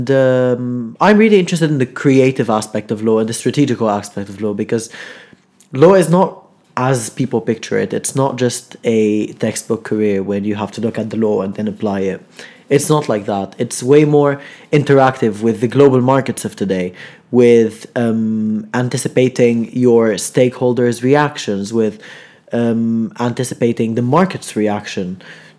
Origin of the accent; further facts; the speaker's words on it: Lebanon; now in Manchester, United Kingdom; I'm from Lebanon